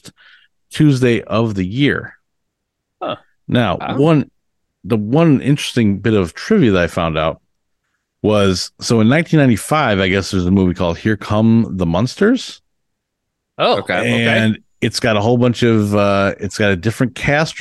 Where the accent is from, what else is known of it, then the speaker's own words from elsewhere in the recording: Illinois, United States; I did it when I was a kid too, growing up in Illinois